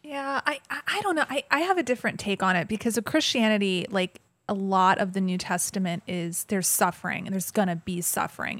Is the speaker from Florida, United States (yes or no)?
no; Georgia, United States; I grew up in Georgia and the Bible Belt